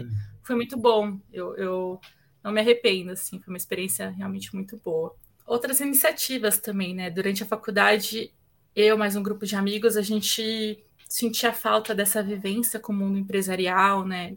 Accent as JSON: {"language": "Portuguese", "region": "São Paulo", "country": "Brazil", "tie": "born or raised there", "said": "nasci aqui em São Paulo, né, para começar, aqui na Zona Leste de São Paulo, nascida, criada, enraizada aqui."}